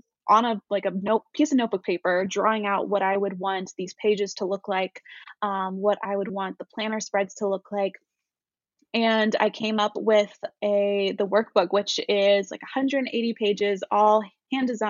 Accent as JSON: {"language": "English", "town": "Knoxville", "region": "Tennessee", "country": "United States", "tie": "born or raised there", "moved": "as an adult", "said": "my hometown, in Knoxville."}